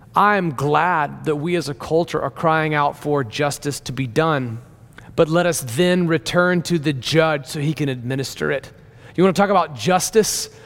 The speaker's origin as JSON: {"language": "English", "region": "Deep South", "country": "United States", "tie": "born or raised there", "said": "I remember growing up in the Deep South"}